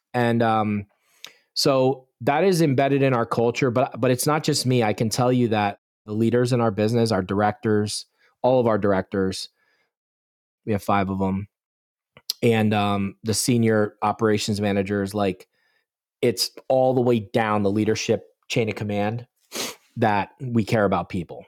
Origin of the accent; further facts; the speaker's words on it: Bucks County, Pennsylvania, United States; I'm born and raised, was born and raised in Bucks County, Pennsylvania, which is just south of the valley, very rural area